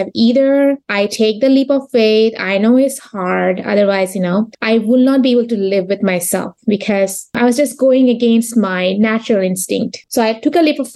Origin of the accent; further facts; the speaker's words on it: Bangladesh; English is a second language; moved away as an adult; also born or lived in Texas; now in United States; I am originally from Bangladesh.